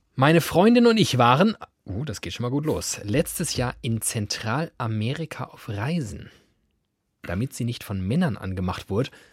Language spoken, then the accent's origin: German; Hesse, Germany; ich sage das als Hesse